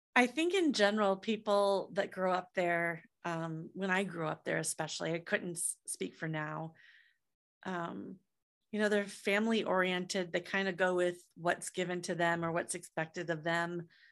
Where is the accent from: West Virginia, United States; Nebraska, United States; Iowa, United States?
Iowa, United States; moved away as an adult; also born or lived in San Francisco; I'm from Iowa